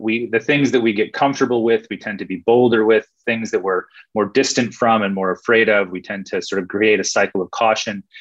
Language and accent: English; United States; now in Australia; as an American